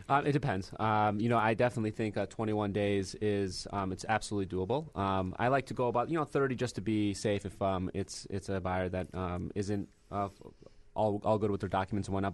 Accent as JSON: {"language": "English", "region": "Michigan", "country": "United States", "tie": "born or raised there", "moved": "as an adult", "lives_now": "Chicago, United States"}